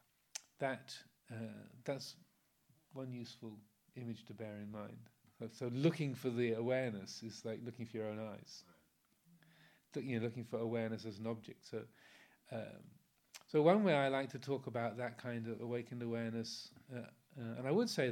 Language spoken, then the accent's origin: English; England, United Kingdom; I'm English, I've got an American passport as well